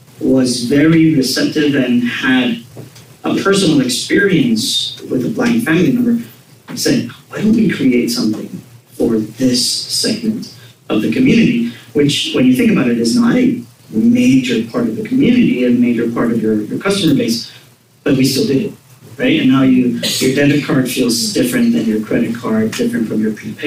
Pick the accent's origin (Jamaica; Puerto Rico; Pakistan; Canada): Puerto Rico; I'm born and raised in Puerto Rico. I went to law school in Puerto Rico